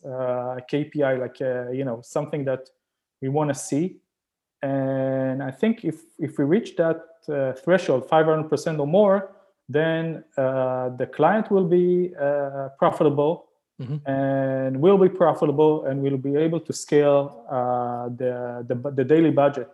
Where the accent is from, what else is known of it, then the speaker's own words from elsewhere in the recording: Israel; moved away as an adult; now in Canada; I'm originally from Israel